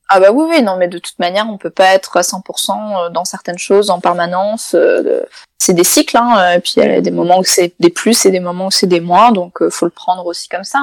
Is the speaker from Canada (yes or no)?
no; Italy; Enfin, Claire de Lune en italien, je suis italienne.